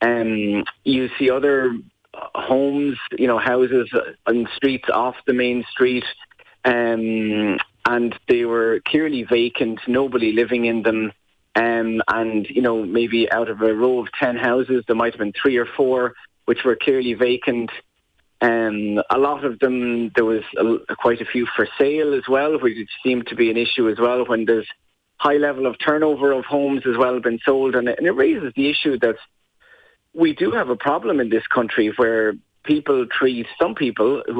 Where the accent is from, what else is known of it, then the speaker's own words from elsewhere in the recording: Waterford, Munster, Ireland; now in Dublin, Ireland; I'm originally from Waterford, but live in Dublin now